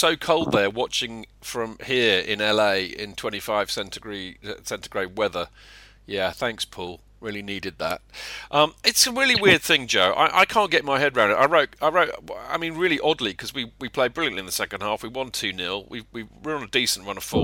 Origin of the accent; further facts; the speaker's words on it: England, United Kingdom; we're English